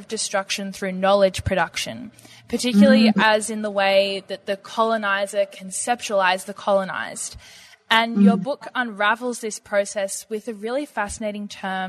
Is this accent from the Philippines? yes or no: no; Australia; accent: Australian; today I have the pleasure of sharing my Australian accent